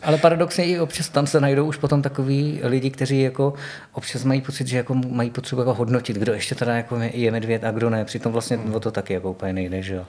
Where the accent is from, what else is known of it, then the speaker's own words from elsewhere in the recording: Náměšť nad Oslavou, Vysočina Region, Czechia; now in Ostrava, Czech Republic; pocházím původně z Vysočiny, z takového malého města mezi Brnem a Jihlavou, u Třebiče na náměšť nad Oslavou